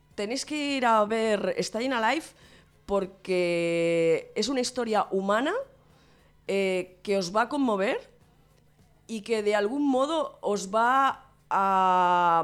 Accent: Santa Coloma de Gramenet, Catalonia, Spain; en mi pueblo, en Santa Coloma de Grabanet

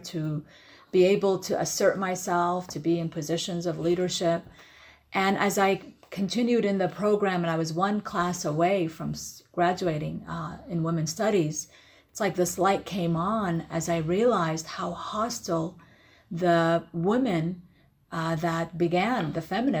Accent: California, United States; also born or lived in Iraq; Originally, I'm from Iraq, born and raised in Iraq. But when I came to America, I was around 9 years old and lived in California.

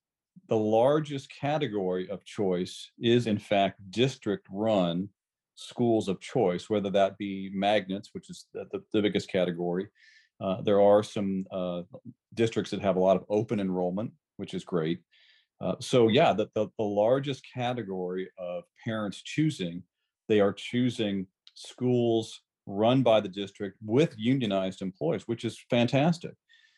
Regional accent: Iowa, United States; also born or lived in Florida; I'm a public school kid all the way through, and I grew up in Iowa and Florida in the public schools, and my mom was a public school teacher.

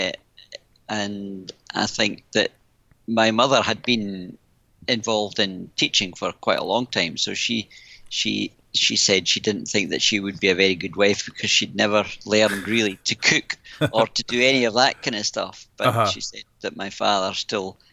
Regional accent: Isle of Mull, Scotland, United Kingdom; born or raised there; moved away; also born or lived in Oban / Helensburgh

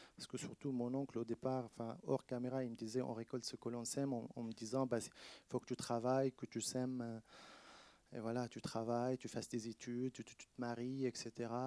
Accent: Shefa-'Amr, Northern District, Israel; moved away as an adult; also born or lived in Rome, Italy; now in France; Shfaramer, donc ma ville natale

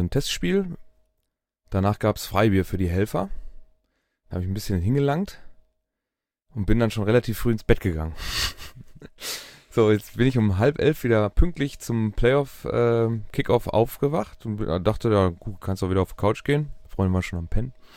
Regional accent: Dortmund, North Rhine-Westphalia, Germany; bei uns in Dortmund

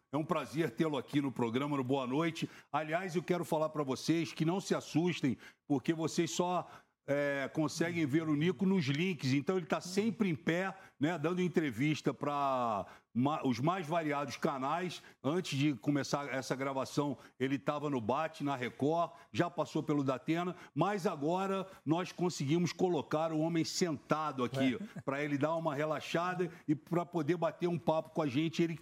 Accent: Rio de Janeiro, Brazil; now in São Paulo, Brazil; migrei é, para a cidade de São Paulo, para morar em São Paulo, eu que vim do Rio de Janeiro

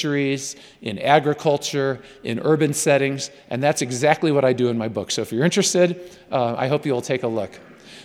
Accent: New York, United States; I'm a New Yorker

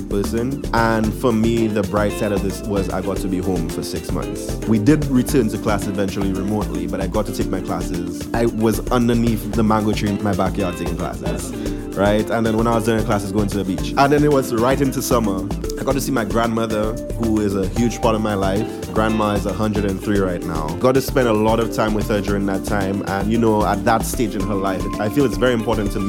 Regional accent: St. Lucia; now in New York, United States; it's an immigrant experience, but from a St. Lucian immigrant, my experience

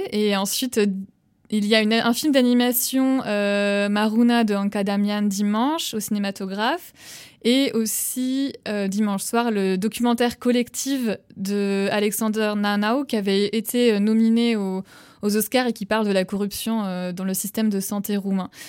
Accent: Nantes, Pays de la Loire, France; moved away as an adult; now in Romania; je suis originaire euh, de Nantes

